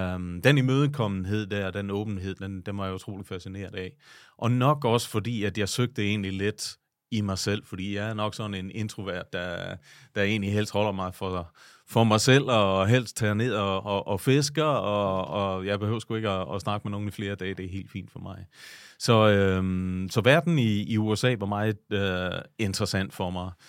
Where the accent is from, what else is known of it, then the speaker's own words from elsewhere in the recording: Vejle, Southern Denmark, Denmark; moved away as an adult; also born or lived in New York / Italy; jeg er født og opvokset lige uden for Vejle